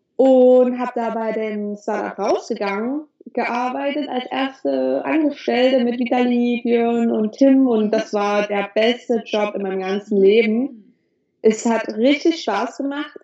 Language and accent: German; Germany; moved away as an adult; now in Dahab, Egypt; ich bin in Deutschland geboren. Ich habe das Glück, in Deutschland geboren zu sein.